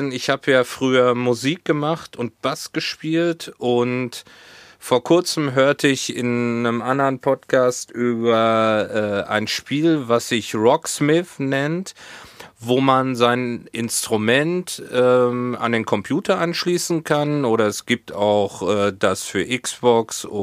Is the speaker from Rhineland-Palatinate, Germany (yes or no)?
no; Hohenlimburg, North Rhine-Westphalia, Germany; now in Hamburg, Germany; hier in Hamburg gibt's nichts dergleichen ähm, wie diese Pommesbude aus Hohenlimburg.